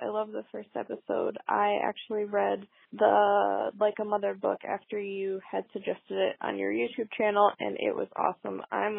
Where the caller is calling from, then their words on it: Ann Arbor, Michigan, United States; I'm calling from Ann Arbor, Michigan